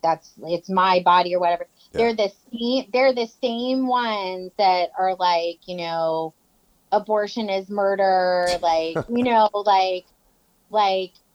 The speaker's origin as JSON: {"language": "English", "region": "Florida", "country": "United States", "moved": "yes", "said": "I'm from Florida"}